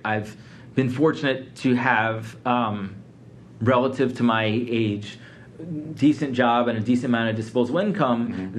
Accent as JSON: {"language": "English", "town": "Philadelphia", "region": "Pennsylvania", "country": "United States", "tie": "born or raised there", "also_born_or_lived": "Atlanta / New York", "moved": "yes", "lives_now": "Detroit, United States", "said": "I grew up in Philadelphia. I lived in Atlanta for 15 years."}